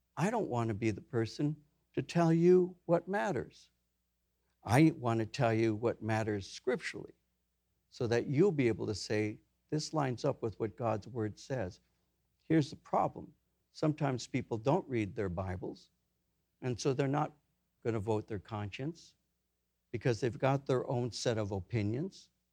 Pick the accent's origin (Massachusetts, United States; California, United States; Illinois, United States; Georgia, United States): California, United States; Norwalk; I grew up in Norwalk. The city over was downy